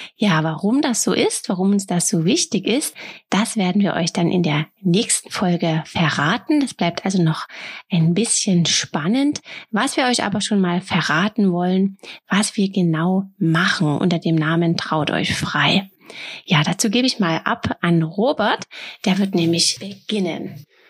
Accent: near Dresden, Saxony, Germany; Wir kommen aus der Nähe von Dresden

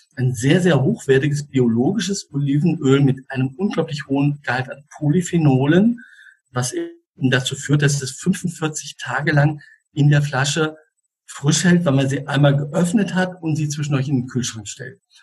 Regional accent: Switzerland; ich komme ja aus der Schweiz und der kleine Ort Einsiedeln ist 25 Kilometer Luftlinie von mir entfernt

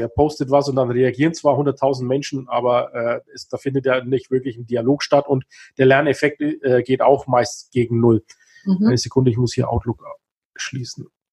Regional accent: Kulmbach, Bavaria, Germany; also born or lived in Himmelkron / Bayreuth; Also ich bin in Kulmbach geboren, das ist hier in Nordbayern, nördlich von Nürnberg.

